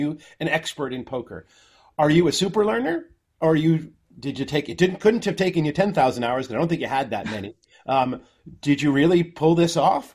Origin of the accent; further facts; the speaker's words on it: New Jersey, United States; I grew up in New Jersey